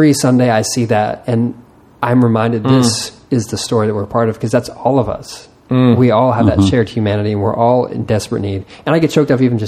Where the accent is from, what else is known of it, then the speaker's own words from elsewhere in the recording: Texas, United States; I'm Texan